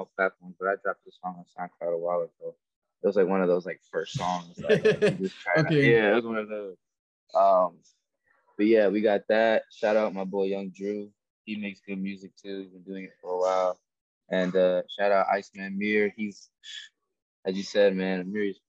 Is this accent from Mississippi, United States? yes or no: no; New York, United States; now in Florida, United States; I'm from New York. I'm like the only guy from New York